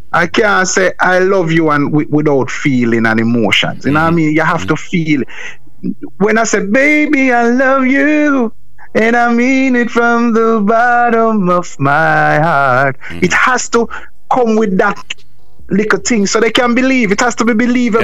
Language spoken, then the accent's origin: English; Jamaica; I am from Jamaica, and Jamaica is not the easiest.